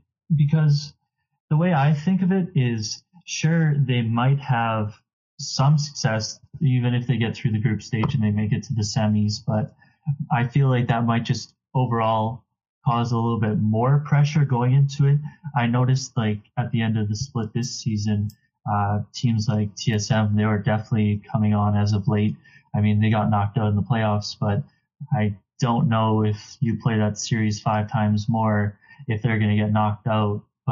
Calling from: Regina, Saskatchewan, Canada; I am calling from Regina, Saskatchewan.

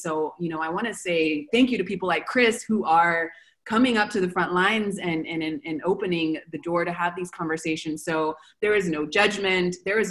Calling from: Argentina; So I'm calling from Argentina.

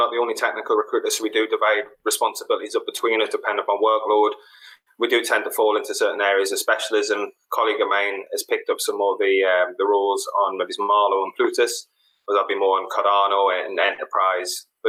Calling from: Leinster, Ireland; I'm in Ireland.

